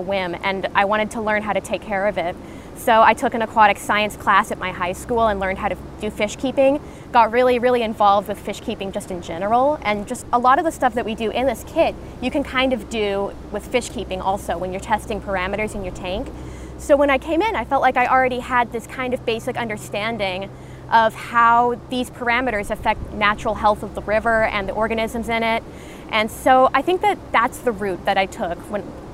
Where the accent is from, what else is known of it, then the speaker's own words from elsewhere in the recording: Austin, Texas, United States; I grew up in Austin, so kind of in the heart of Central Texas.